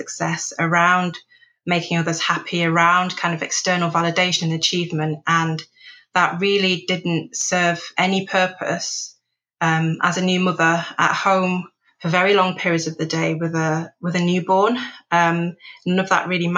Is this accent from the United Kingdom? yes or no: yes; Manchester, North West England, United Kingdom; also born or lived in Nigeria; moving from urban Nigeria to inner city Manchester